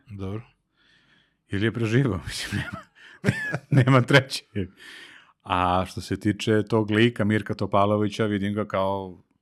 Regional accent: Kragujevac, Šumadija, Serbia; Jer sam iz, jer sam iz Kragujevca.

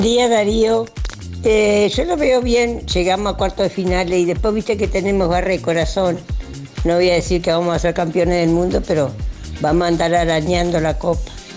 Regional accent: Uruguay; now in Argentina; Soy uruguaya y hace 37 años que estoy en Argentina

